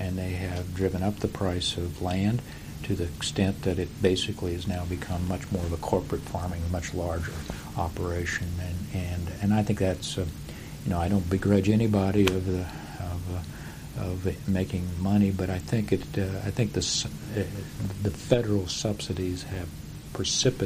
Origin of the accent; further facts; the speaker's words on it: Indiana, United States; moved away as an adult; I came from Indiana